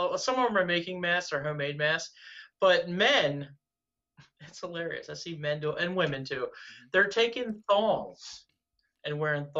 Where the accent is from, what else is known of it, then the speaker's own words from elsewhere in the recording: Pennsylvania, United States; My hometown now is, I mean, they're not, there's a couple counties that are at 1, but it's a very wide open spaces.